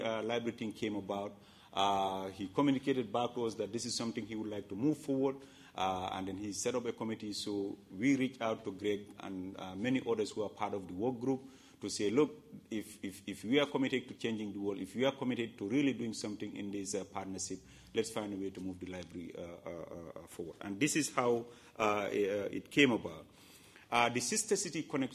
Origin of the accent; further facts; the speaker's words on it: Gambia; now in Madison, United States; I was born and raised in Gambia